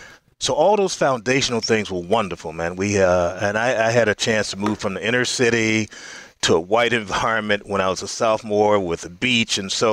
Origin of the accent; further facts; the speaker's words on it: Chicago, Illinois, United States; born there; So, you know, Chicago was my sister city. I was born in Chicago. So Chicago was only 30 minutes from Gary.